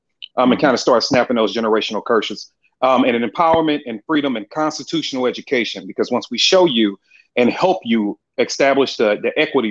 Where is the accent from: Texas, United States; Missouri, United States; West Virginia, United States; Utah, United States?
Missouri, United States; St. Louis; moved away as an adult; now in Atlanta, United States; I'm from St. Louis, Missouri, born and raised. I've recently, mid last year, moved to Atlanta, Georgia, or the surrounding areas, if you will